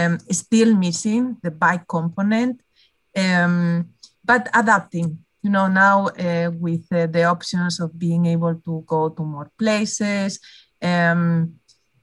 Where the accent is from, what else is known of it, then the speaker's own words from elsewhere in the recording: Spain; moved away as an adult; also born or lived in Netherlands / Boston; now in California, United States; growing up in Spain